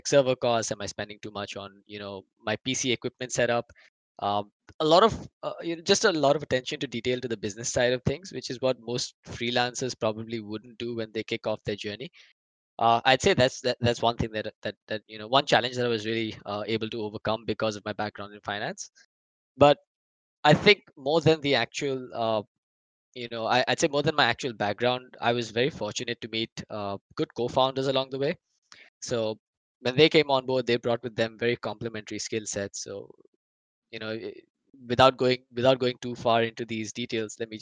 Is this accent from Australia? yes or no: no; India; freelancing as an Indian Dota commentator